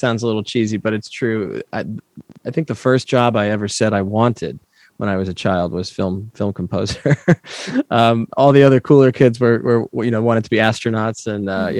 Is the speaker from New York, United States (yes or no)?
yes; New York, United States; I grew up in New York, and we went into the city